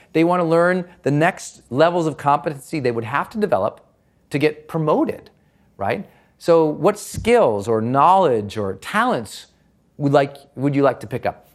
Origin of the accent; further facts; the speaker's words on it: Montana, United States; I'm from Montana